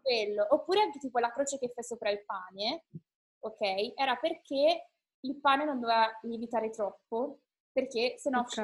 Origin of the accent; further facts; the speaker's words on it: Italy; siamo noi eh, sfigati italiani